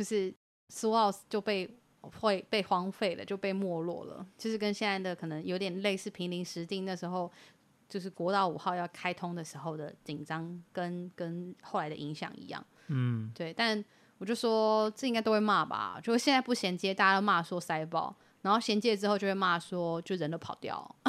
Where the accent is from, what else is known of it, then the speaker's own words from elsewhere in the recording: Yilan County, Taiwan; 我我们宜兰人不一定想要跟你们桃园同一国，我们可以宜兰国自己一国啊